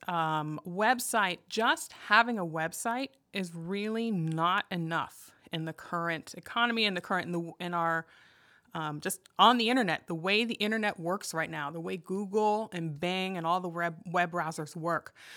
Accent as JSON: {"language": "English", "town": "Arlington", "region": "Virginia", "country": "United States", "tie": "born or raised there", "also_born_or_lived": "Loudoun County, Virginia", "moved": "as an adult", "lives_now": "Denton, Maryland, United States", "said": "was born and raised in Arlington, and I've spent most of my life in Northern Virginia"}